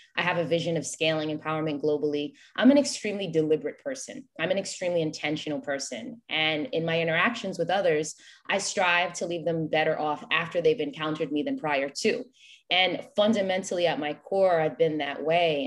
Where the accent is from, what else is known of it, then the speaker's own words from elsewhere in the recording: New York, United States; moved away as an adult; also born or lived in Haiti (ancestry) / Greensboro, North Carolina; now in Florida, United States; I had to walk away from New York, my hometown